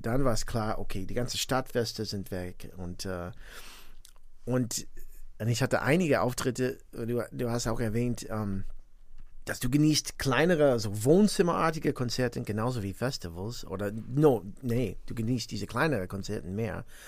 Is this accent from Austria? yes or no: no; near Gary, Indiana, United States; German is a second language; also born or lived in Valparaiso, Indiana / Greater Chicago; now in Bonn, Germany; ich bin tatsächlich äh, neben Gary, Indiana groß geworden